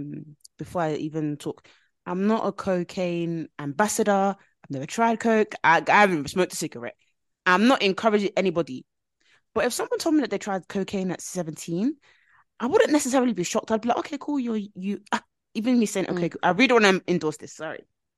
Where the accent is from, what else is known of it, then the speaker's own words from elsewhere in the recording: Nigeria; As a Nigerian